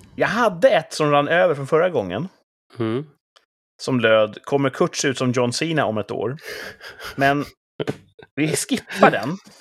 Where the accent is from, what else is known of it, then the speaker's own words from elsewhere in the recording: Mälaren Valley region, Mälardalen, Sweden; now in southern Sweden, Sweden; där jag kommer ifrån och där ni sitter då uppe någonstans i Mälardalsregionen